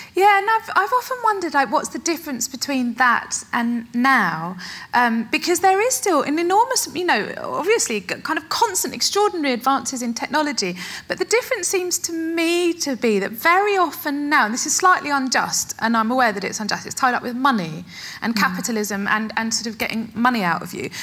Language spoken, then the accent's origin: English; Essex, East of England, United Kingdom; I was born and brought up in Essex